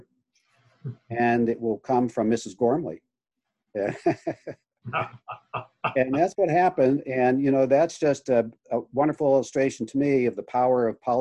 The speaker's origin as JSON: {"language": "English", "town": "Pittsburgh", "region": "Pennsylvania", "country": "United States", "tie": "born or raised there", "said": "we grew up in Pittsburgh"}